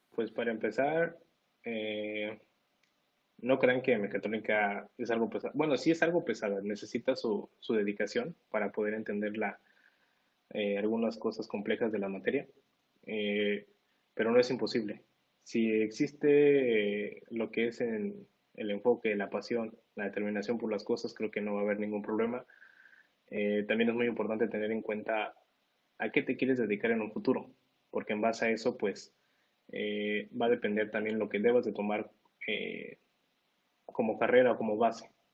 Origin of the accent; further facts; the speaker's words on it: Mexico; moved away as an adult; now in United States; a todos los que somos de acá de México